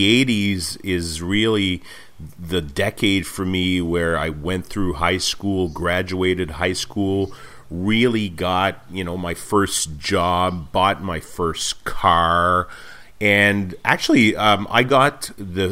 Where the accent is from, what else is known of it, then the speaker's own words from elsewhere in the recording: Montreal, Quebec, Canada; I was born and raised in Montreal